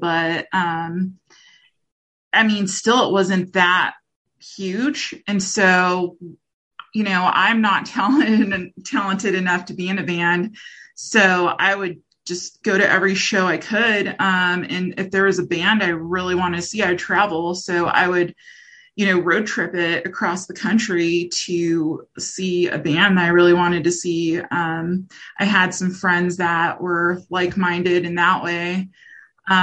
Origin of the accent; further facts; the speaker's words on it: Rocky Mountains area, United States; I grew up in a small town. I'm from the Rocky Mountains area. So in between the West Coast and the Midwest.